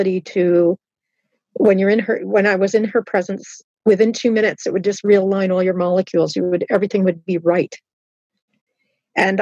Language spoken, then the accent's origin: English; Southern Ontario and Halifax, Canada; I had a lot of Christian influence growing up in Southern Ontario and in Halifax